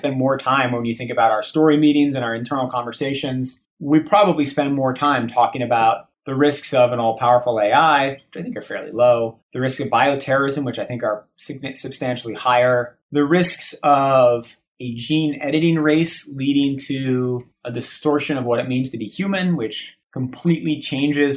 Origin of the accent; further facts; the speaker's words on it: Boston, Massachusetts, United States; Boston, where I grew up.